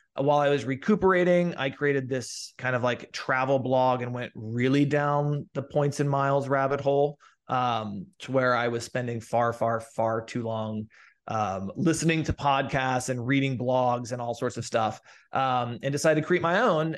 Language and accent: English; Midwest, United States; moved away as an adult; also born or lived in St. Louis / New York / Los Angeles; I grew up sort of in the Midwest